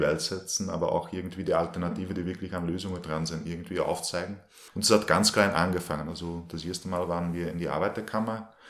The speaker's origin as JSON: {"language": "German", "country": "Belgium", "tie": "born or raised there", "moved": "as an adult", "lives_now": "Linz, Austria", "said": "ich wohne in Linz, bin eigentlich gebürtiger Belgier und bin seit 2010 äh, also nach Österreich gekommen"}